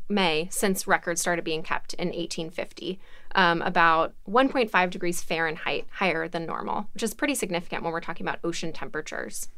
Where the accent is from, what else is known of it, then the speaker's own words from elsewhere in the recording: Alabama, United States; I'm from Alabama